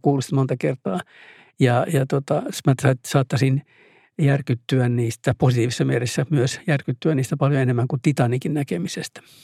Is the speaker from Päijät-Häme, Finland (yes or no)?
no; Oulu, North Ostrobothnia, Finland; Koko mun synnyinkaupunkini vauraus liittyy mereen, koska siinä on tervanpoltto ja, ja metsät tietysti.